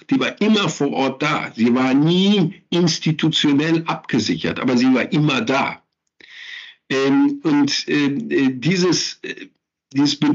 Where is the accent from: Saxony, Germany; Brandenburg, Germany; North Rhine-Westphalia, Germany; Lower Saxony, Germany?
North Rhine-Westphalia, Germany; Da fallen mir natürlich auch meine Heimatregion, das Ruhrgebiet, äh, fällt mir dann auch